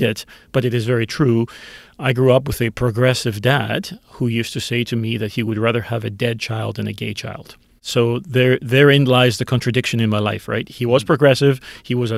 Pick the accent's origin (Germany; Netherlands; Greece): Greece; now in Canada; I grew up in Greece. I grew up 50 years ago in Greece.